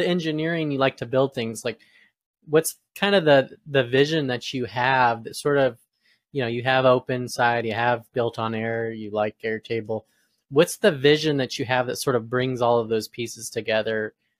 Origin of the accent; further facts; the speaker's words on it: Flagstaff, Arizona, United States; now in Atlanta, United States; You know, I grew up in Arizona and moved from a small city there called Flagstaff to Atlanta, Georgia in 2005.